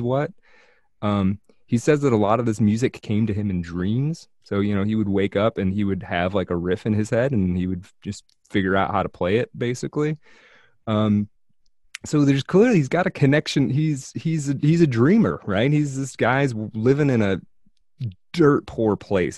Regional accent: United States

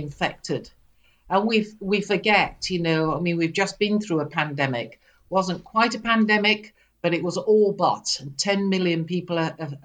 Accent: United Kingdom; I'm a Brit. You probably can't tell that from my accent

